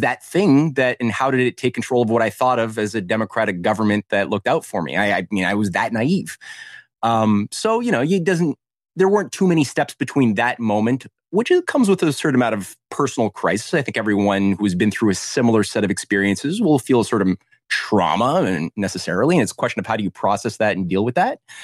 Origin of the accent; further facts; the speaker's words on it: Canada; I was in Canada, um, as a Canadian activist